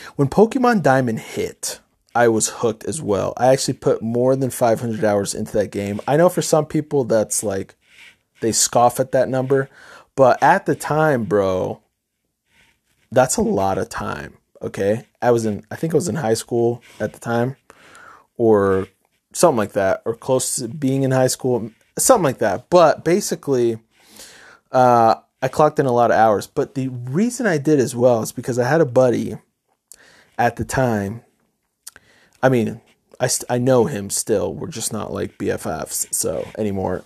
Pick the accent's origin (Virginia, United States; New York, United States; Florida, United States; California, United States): New York, United States; Middletown; I grew up in New York, upstate New York, a town called Middletown.